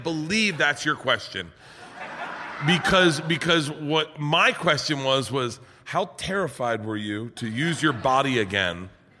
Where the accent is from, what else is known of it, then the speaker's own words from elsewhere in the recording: Tampa, Florida, United States; I'm from Tampa.